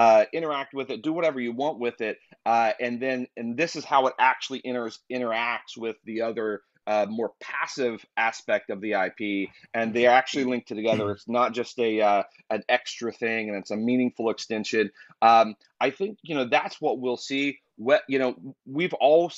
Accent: Kentucky, United States; I'm from Kentucky. So I'm from the country

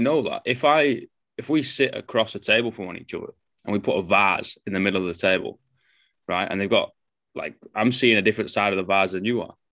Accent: England, United Kingdom; now in New Zealand; I'm English

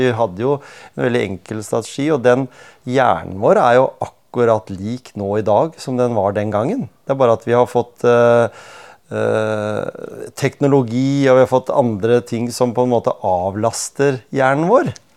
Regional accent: Norway; vi som nordmenn

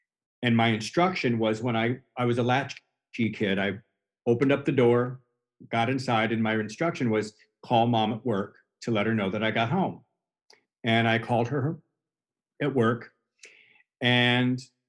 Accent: Chicago, Illinois, United States; I'm originally from the Chicago area, suburb on the north side

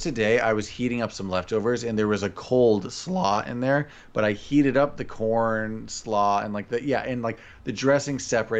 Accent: Iowa, United States; I am a pop person because I am from Iowa. We're not soda people. We aren't Coke people. We're pop people.

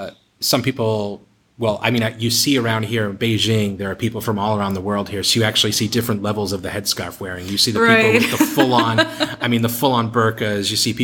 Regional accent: Boston, Massachusetts, United States; moved away; growing up in Boston, in case you forgot, that's where I grew up. Growing up in Boston, it's an Irish Catholic kind of town.

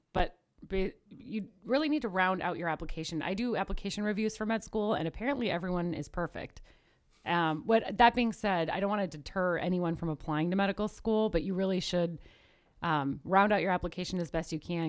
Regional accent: Midwest, United States; also born or lived in Knoxville, Tennessee; now in Chicago, United States; my birth certificate says Midwest, my education has all been in the Midwest

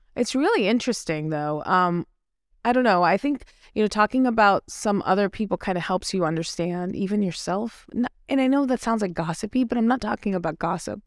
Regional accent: India; I'm Indian.

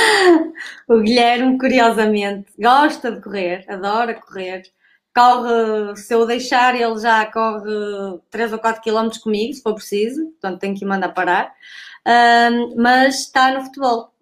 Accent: Santo Tirso, Porto District, Portugal; o clube da minha terra, do Núcleo de Atletismo de Roriz

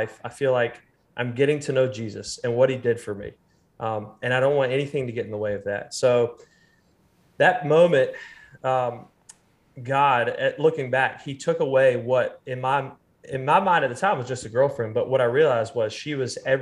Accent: Raleigh, North Carolina, United States; William and I grew up together in Raleigh, North Carolina

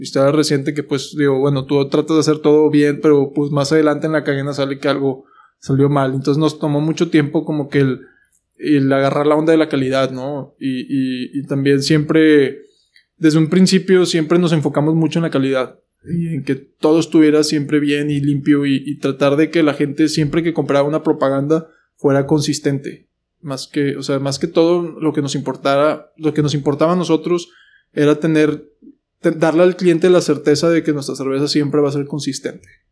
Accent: Mexico; also born or lived in United States; yo pues nací en el otro lado, soy americano

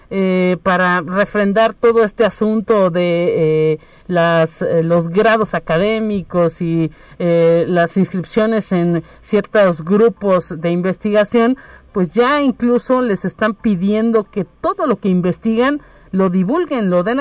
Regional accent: Mexico; Somos los mexicanos un pueblo que a lo mejor tiene mucha tradición y es muy valioso

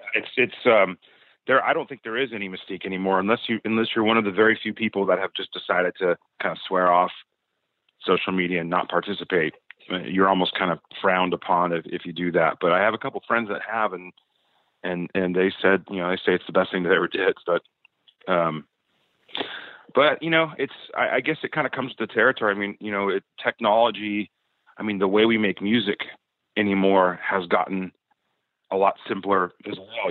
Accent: Southern California, United States; we're all from Southern California. We all grew up playing in in in, in the clubs around here

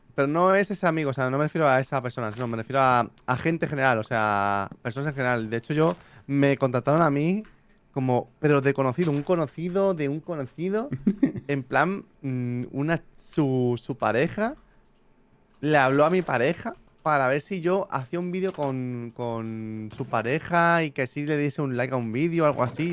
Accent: Barcelona, Catalonia, Spain; nací en Españita, en Barcelona

